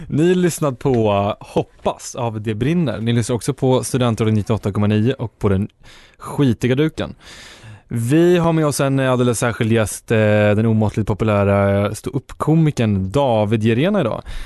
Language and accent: Swedish; Uppland, Sweden; jag är från Uppland